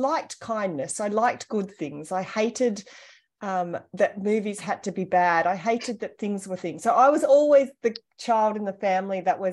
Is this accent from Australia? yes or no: yes; Australia; I was born in Australia. I'm from a large family.